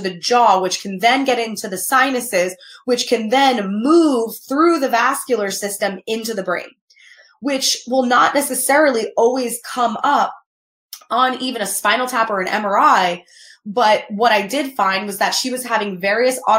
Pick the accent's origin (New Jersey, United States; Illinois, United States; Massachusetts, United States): New Jersey, United States; Newark; I grew up in Newark, New Jersey